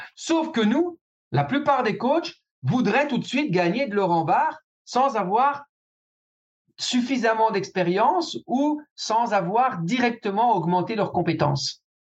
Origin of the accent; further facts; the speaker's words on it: Belgium; chez nous en Belgique